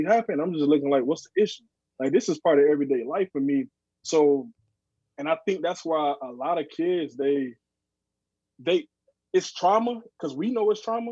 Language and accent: English; Saginaw, Michigan, United States; I grew up in the projects. I grew up in Saginaw